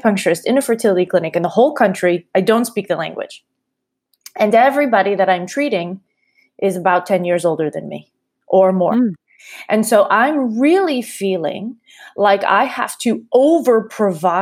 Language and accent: English; Massachusetts, United States; moved away as an adult; also born or lived in Warsaw / Prague / Manhattan; now in New York, United States; I grew up in Massachusetts